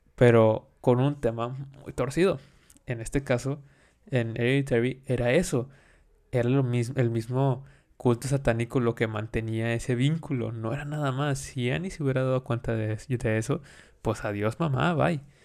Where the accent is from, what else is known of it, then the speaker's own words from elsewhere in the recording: Mexico; nosotros celebramos, como mexicanos